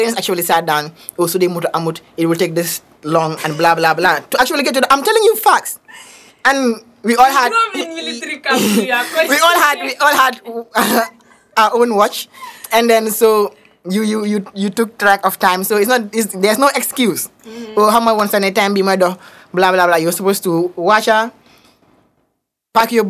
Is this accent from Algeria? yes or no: no; Kerr Serign, Gambia; I personally grew up in Kesering and the neighborhood I grew up in was pretty mixed up